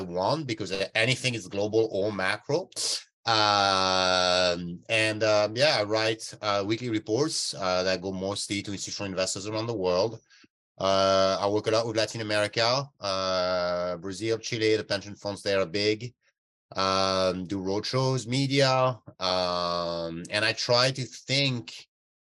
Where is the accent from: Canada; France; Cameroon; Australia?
France; moved away as an adult; now in California, United States; I grew up in France